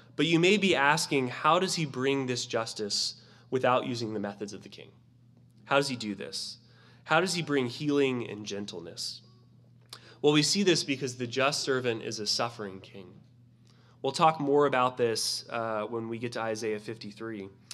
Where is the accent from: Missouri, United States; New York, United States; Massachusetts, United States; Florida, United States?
Florida, United States; I'm from Florida and we had snakes in our gardens all the time.